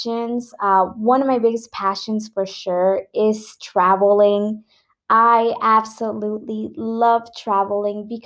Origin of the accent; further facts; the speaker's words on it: Mexico; I'm from Mexico